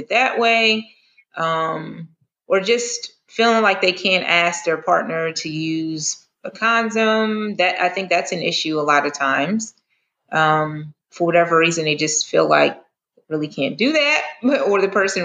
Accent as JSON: {"language": "English", "region": "the North", "country": "United States", "moved": "yes", "lives_now": "the South, United States", "said": "I'm originally from the North"}